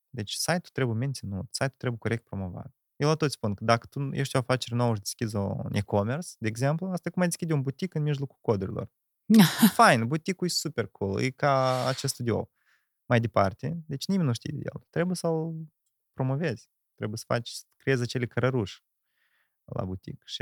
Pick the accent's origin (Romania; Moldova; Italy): Moldova; Ialoveni, Ialoveni District; Da, eu sunt din Ialoveni, născut în Ialoveni, făcut școala Neoloveni, plecat Neoloveni și acum din nou m-am întors Neoloveni.